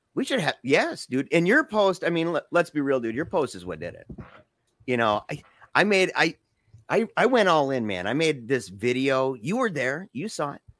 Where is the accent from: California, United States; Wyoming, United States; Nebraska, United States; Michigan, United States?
Michigan, United States; Battle Creek; 'cause we're both from Battle Creek